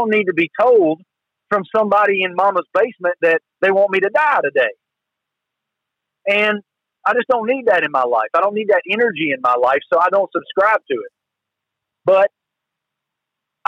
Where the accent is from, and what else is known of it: the South, United States; accent: Southern